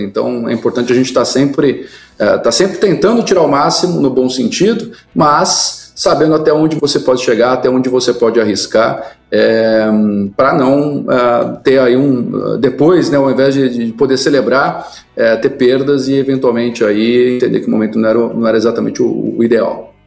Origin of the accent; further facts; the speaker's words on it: Mogi das Cruzes, São Paulo, Brazil; A cidade onde eu nasci é Mogi das Cruzes interior de São Paulo